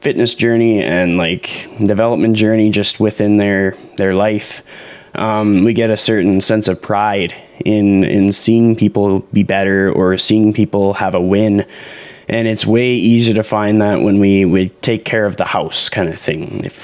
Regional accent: Canada; being a Canadian, seeing a lot of Canadian content

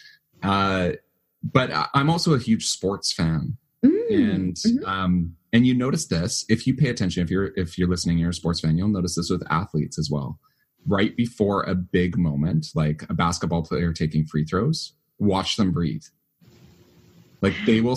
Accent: Canada; I'm Canadian

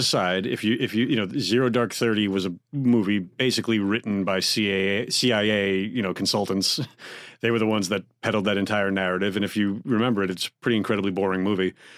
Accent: United States; as American taxpayers and voters

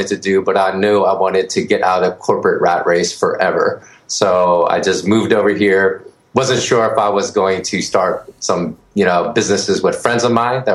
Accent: Philadelphia, Pennsylvania, United States; moved away as an adult; also born or lived in Austin, Texas / San Francisco / Los Angeles; now in Bangkok, Thailand; I grew up in Philly. So I was born and raised in Philly.

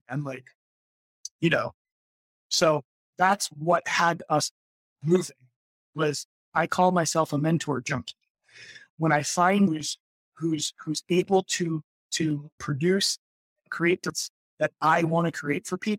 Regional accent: New Jersey, United States; moved away; also born or lived in New York / Florida / California; my wife and I both grew up in New Jersey

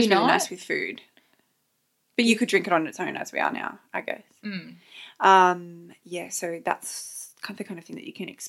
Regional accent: Sydney, New South Wales, Australia; because we're from Sydney

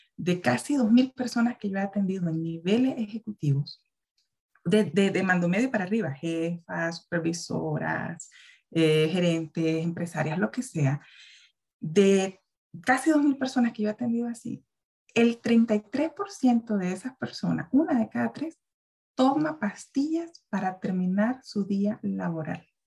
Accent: Nicaragua; also born or lived in Guatemala; now in Central America; yo soy una mujer nicaragüense

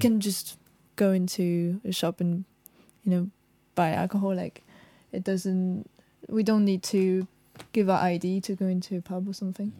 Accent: France; now in United Kingdom; being white, being French

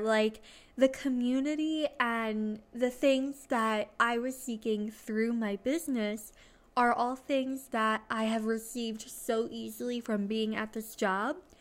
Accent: New Jersey, United States; I'm from New Jersey.

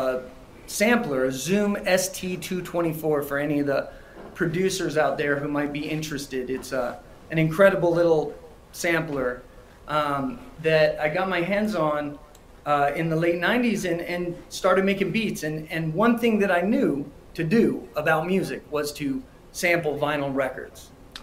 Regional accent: New Mexico, United States; I'm based out of New Mexico, and I grew up in New Mexico

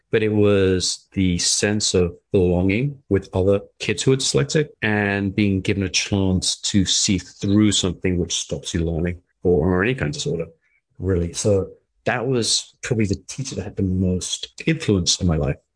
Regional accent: England, United Kingdom; moved away as an adult; also born or lived in Middle East; I was from England, but I was living in the Middle East

